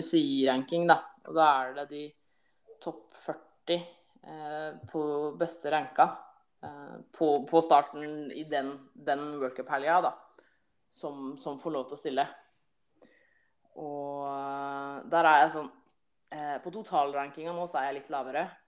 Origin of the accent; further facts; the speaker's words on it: Halden, Østfold, Norway; jeg er jo fra Halden og bor i Halden